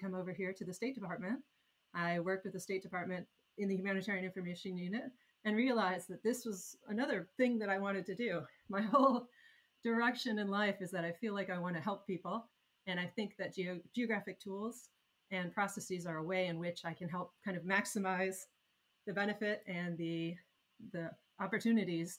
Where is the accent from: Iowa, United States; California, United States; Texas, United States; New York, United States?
Iowa, United States; moved away; I was a girl growing up in Iowa